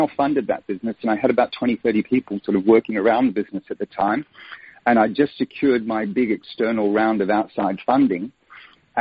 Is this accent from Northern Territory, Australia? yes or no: no; Sydney, New South Wales, Australia; accent: Australian; moved away as an adult; also born or lived in Melbourne / Sweden / London; now in Bournemouth, United Kingdom; I'm born in Melbourne, but grew up in Sydney, so I call myself a Sydneyite